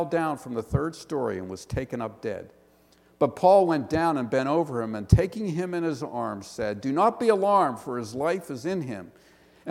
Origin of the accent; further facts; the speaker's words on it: Pittsburgh, Pennsylvania, United States; accent: Western Pennsylvania; now in Philadelphia, United States; I'm from the Pittsburgh area, so I have a Western Pennsylvania accent